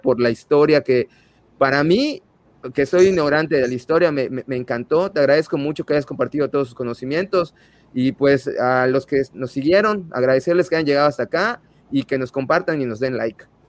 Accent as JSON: {"language": "Spanish", "country": "Mexico", "said": "Nosotros como mexicanos"}